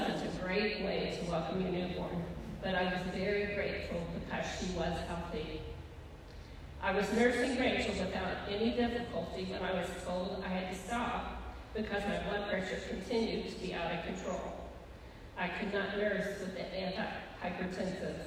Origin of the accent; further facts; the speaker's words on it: Mexico, Missouri, United States; moved away as an adult; also born or lived in Fayette, Missouri / Warrensburg, Missouri; we moved to Warrensburg from my hometown of Mexico, Missouri, so he could finish his degree